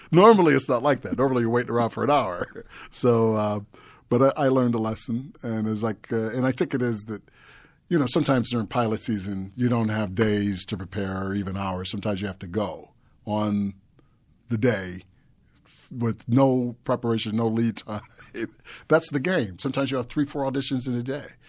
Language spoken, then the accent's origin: English; United States